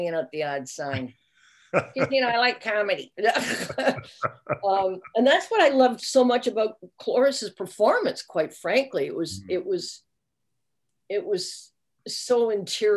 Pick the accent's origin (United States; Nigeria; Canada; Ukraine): Canada; We're Canadian actors.